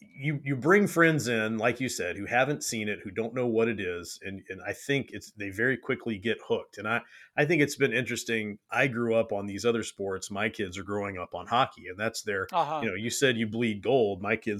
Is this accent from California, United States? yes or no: yes; California, United States; I grew up in California in the heyday of the San Francisco 49ers and the Oakland A's. And that's what I grew up with.